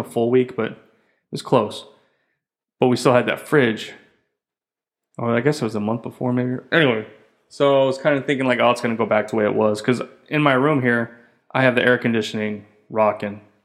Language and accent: English; United States; moved away as an adult; being American, three kids and stuff